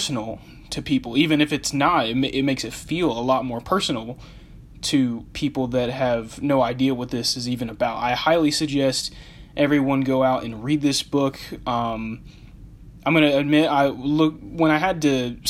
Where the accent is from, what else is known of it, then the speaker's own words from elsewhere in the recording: United States; also born or lived in Phoenix, Arizona; I was born and raised in the United States